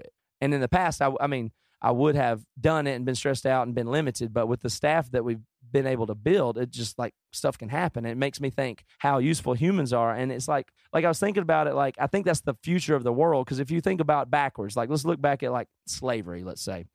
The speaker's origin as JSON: {"language": "English", "region": "the South", "country": "United States", "tie": "born or raised there", "said": "I grew up in the South"}